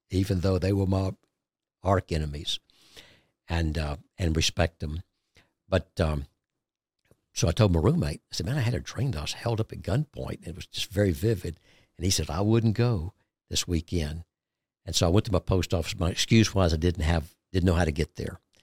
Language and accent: English; Georgia, United States; we came back into my hometown in Georgia